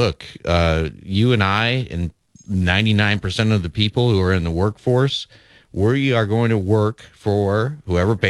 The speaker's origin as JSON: {"language": "English", "town": "Lincoln", "region": "Nebraska", "country": "United States", "tie": "born or raised there", "said": "my hometown, Lincoln, Nebraska"}